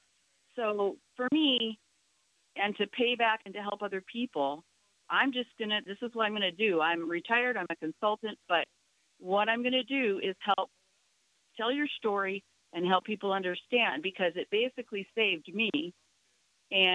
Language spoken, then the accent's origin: English; Minnesota, United States; I grew up in Minnesota as a horse-loving child